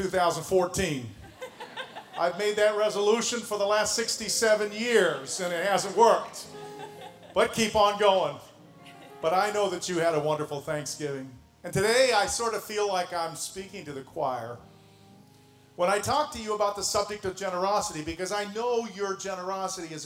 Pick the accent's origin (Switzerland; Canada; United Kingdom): Canada; moved away as an adult; now in Indianapolis, United States; So was